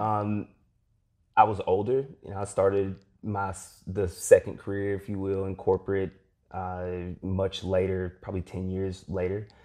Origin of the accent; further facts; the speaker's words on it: Eastern Kentucky, United States; growing up in Eastern Kentucky